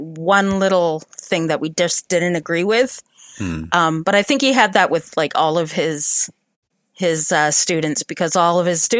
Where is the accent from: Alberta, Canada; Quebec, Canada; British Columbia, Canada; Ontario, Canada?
Ontario, Canada; Sarnia; moved away; I'm originally from Sarnia, right on the border there